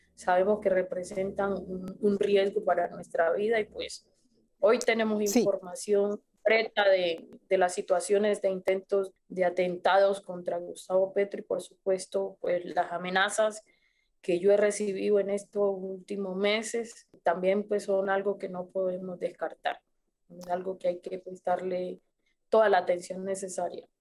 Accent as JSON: {"language": "Spanish", "country": "Colombia", "said": "nos han tenido sometidos como pueblo colombiano"}